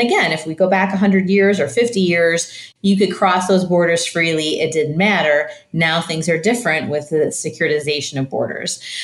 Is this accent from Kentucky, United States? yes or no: no; Michigan, United States; now in St. Louis, United States; I grew up in Michigan and I live in St. Louis now.